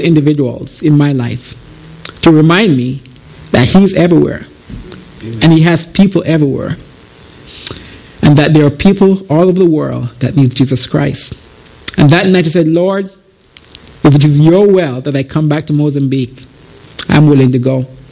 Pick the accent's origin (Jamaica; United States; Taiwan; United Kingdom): Jamaica; moved away as an adult; I am originally from Jamaica. I came here in 2009.